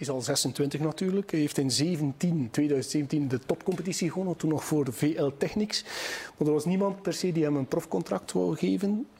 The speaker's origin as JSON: {"language": "Dutch", "region": "West Flanders", "country": "Belgium", "said": "wij in West-Vlaanderen"}